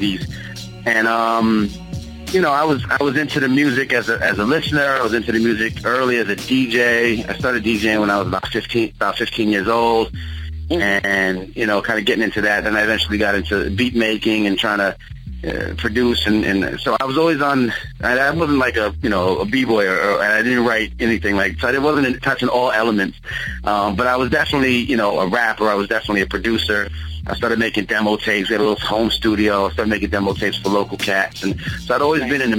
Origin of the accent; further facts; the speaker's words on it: Long Island, New York, United States; also born or lived in East Orange, New Jersey; I'm a Long Island boy